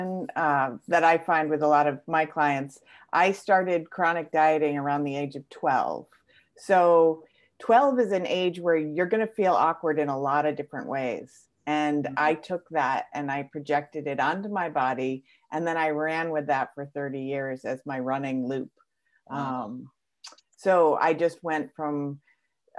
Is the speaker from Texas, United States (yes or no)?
no; Connecticut, United States; I am from Connecticut in the States